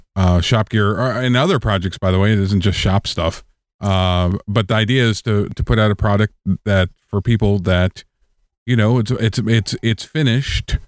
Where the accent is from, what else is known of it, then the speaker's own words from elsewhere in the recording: Villa Rica, Georgia, United States; I'm from Atlanta because, you know, it's easier. People are like, Villarica, where?